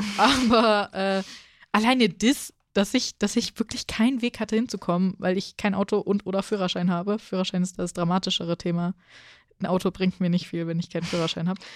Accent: Hesse, Germany; Als Hesse

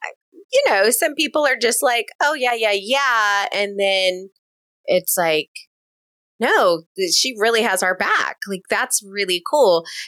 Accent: California, United States; I am from California.

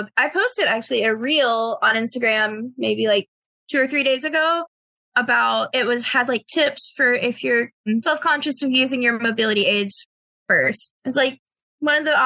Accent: North Carolina, United States; I'm from North Carolina.

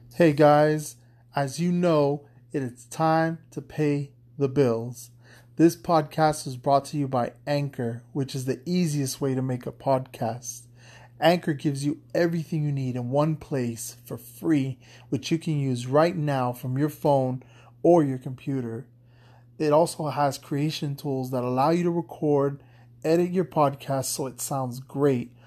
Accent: Florida, United States; my home state of Florida

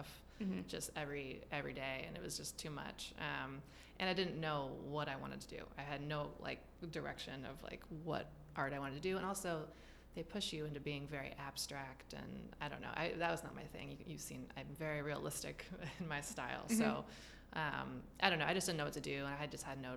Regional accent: Humboldt County, California, United States; I was born in Humboldt County, California

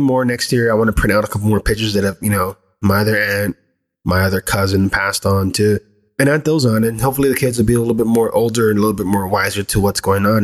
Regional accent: United States; I was born here in the States, still from this greater land

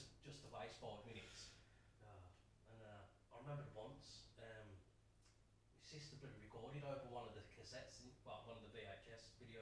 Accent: England, United Kingdom; Being English, British

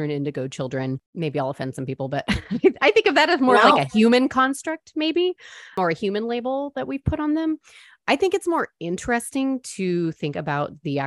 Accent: San Diego, California, United States; now in Texas, United States; I'm from San Diego

